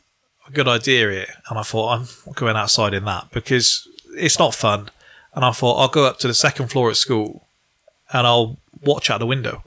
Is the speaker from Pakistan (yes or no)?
no; England, United Kingdom; I'm from England